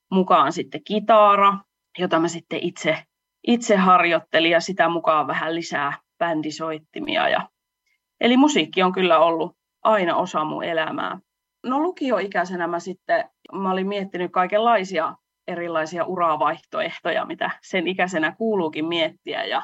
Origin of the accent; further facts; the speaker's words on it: Salla, Lapland, Finland; moved away as an adult; now in Oulu, Finland; laulaja lauluntekijä Oulusta. Mun juuret on tuolla Lapissa, Sallassa. Siellä mä oon syntynyt ja asunut melkein 20 vuotta, mutta nyt on sitten asettunut, olisinko mä noin kahdeksan vuotta asunut sitten Oulussa, eli oululaistunut laula- ja lauluntekijä